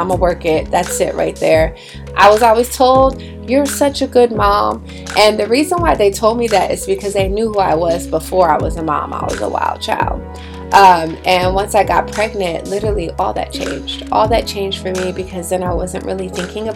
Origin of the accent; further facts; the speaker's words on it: Bridgeport, Connecticut, United States; I grew up in Bridgeport, Connecticut.